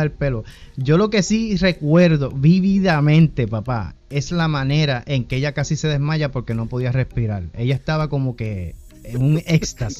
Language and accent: Spanish; Humacao, Puerto Rico; en el municipio de Humacao, que fue donde me crié, allá en Puerto Rico